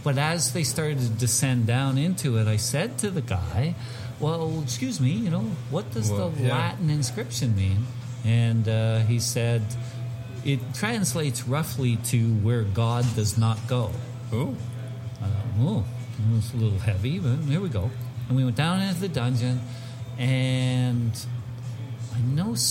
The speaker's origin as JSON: {"language": "English", "country": "Canada", "said": "I'm from Canada"}